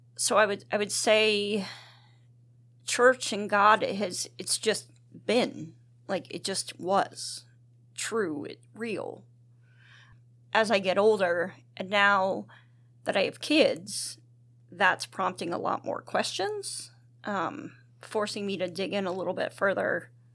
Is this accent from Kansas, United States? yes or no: no; Duncannon, Pennsylvania, United States; grew up in Duncannon